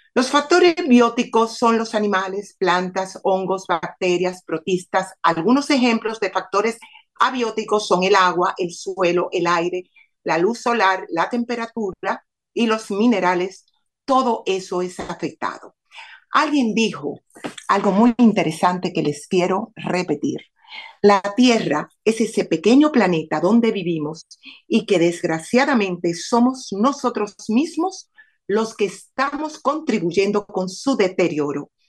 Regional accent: Barahona, Dominican Republic; mi pueblo, porque yo nací en Barahona

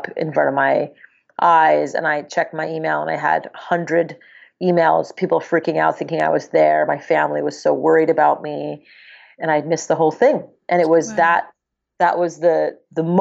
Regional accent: Montreal, Quebec, Canada; now in United States; I grew up in Montreal, Canada, in the suburbs of Montreal

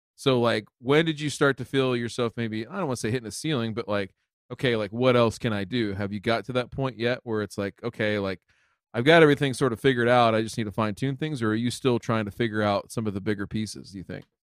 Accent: Ohio, United States; my home state.

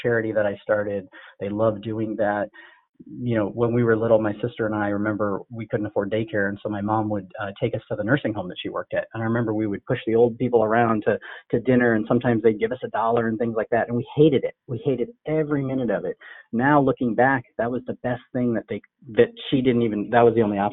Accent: Des Moines, Iowa, United States; also born or lived in Canada / Sri Lanka; I was born in Canada. My parents were born in Sri Lanka. We moved here to Des Moines, Iowa, actually, in the late 70s

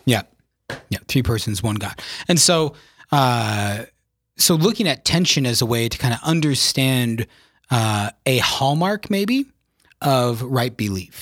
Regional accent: Yankton, South Dakota, United States; I was born and raised in South Dakota in the beautiful town of Yankton

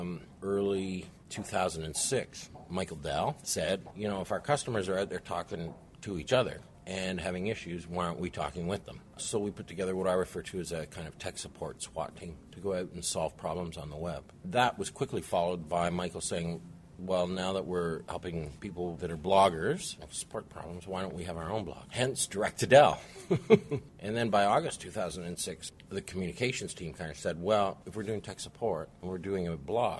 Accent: Canada; moved away as an adult; also born or lived in St. Louis / New York / Ottawa; now in Austin, United States; I was born and raised in Canada, went to university in Canada

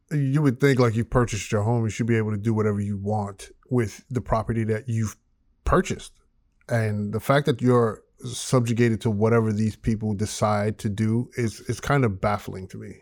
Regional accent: New York, United States; moved away as an adult; now in Georgia, United States; We moved from New York. to Georgia

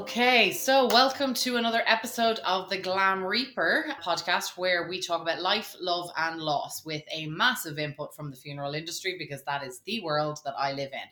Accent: Ireland; when I was 15, and as most Irish, you know, teenagers had to do, you had to get out and get a job

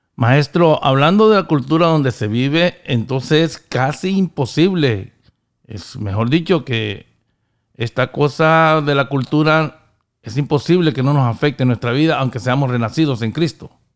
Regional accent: Honduras; now in United States; yo venía con la cultura hondureña

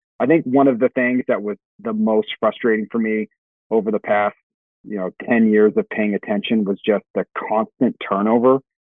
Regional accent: California, United States; I'm from California.

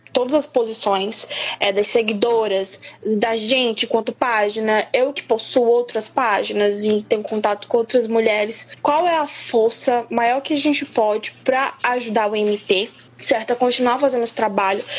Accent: Vitória de Santo Antão, Pernambuco, Brazil; moved away as an adult; now in São Paulo, Brazil; Eu, eu atualmente faz pouco mais de dois anos que eu tô morando em São Paulo, mas eu sou do interior de Pernambuco, da cidade de Vitória de Santo Antão

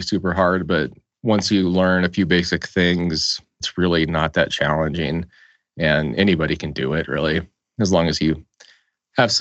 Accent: Colorado, United States; I am originally from Colorado

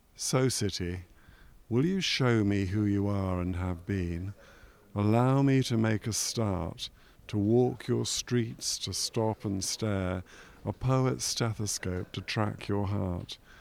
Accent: London, United Kingdom; also born or lived in Cardiff; now in Leeds, United Kingdom; a young boy growing up in West London

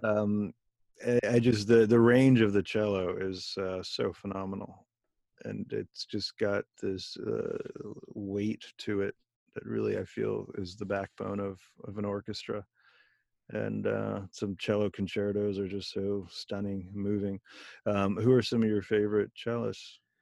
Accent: Bethlehem, Pennsylvania, United States; also born or lived in Philadelphia; I went to high school in Bethlehem, Pennsylvania

